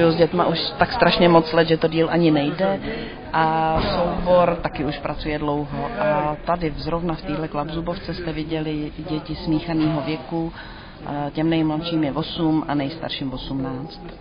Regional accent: Prague, Czechia; Já jsem z Prahy, bude... jsme z Prahy 5

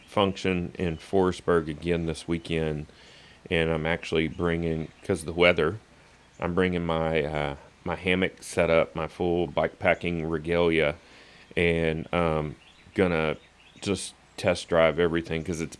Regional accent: Louisiana, United States; I grew up in Louisiana

